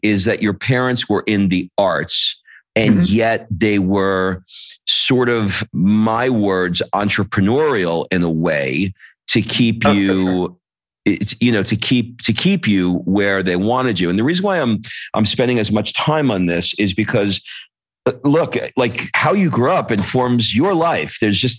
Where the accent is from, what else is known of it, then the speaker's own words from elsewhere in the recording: Queens, New York, United States; now in Florence, Italy; And I'm the schmuck from Queens that, you know, barely scraped together what I need to scrape together